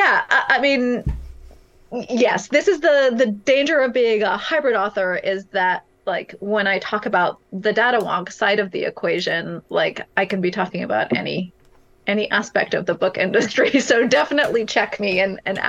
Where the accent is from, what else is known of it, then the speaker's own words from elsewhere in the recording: California, United States; California, my home state